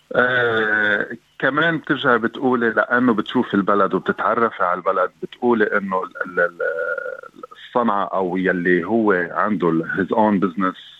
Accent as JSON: {"language": "Arabic", "country": "Lebanon", "moved": "as an adult", "lives_now": "Australia", "said": "جاي من لبنان"}